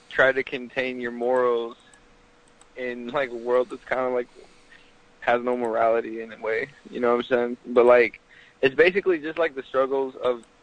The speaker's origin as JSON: {"language": "English", "region": "Mexico City", "country": "Mexico", "also_born_or_lived": "Tijuana / San Diego", "lives_now": "Dallas, United States", "said": "well, basically, I'm from Mexico City. Uh, my whole life, I've lived in big cities."}